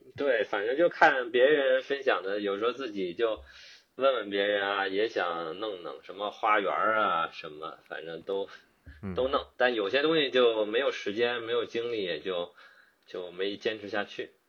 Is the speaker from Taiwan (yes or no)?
no; Beijing, China; moved away as an adult; now in Auckland, New Zealand; 出生啊。并且呢成长于北京